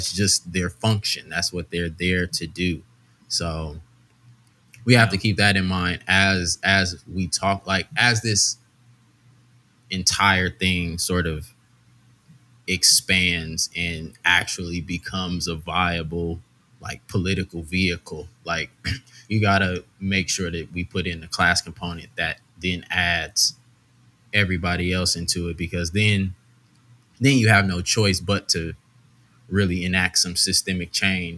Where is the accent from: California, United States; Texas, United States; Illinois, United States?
California, United States; Los Angeles; also born or lived in Arkansas; born and raised in L.A., you know, growing up in South Central